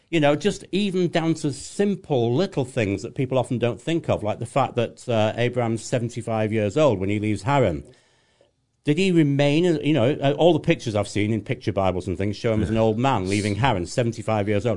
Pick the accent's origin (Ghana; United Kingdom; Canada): United Kingdom; England; I'm English